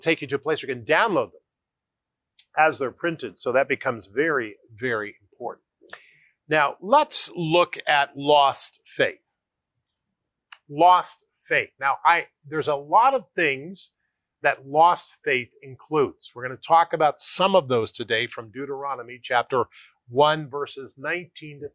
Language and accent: English; United States; I grew up in the United States of America